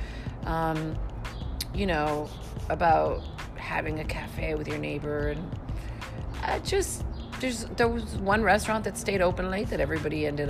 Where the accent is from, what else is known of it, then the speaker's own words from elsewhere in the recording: Laredo, Texas, United States; I'm not from Juarez, but I'm from Laredo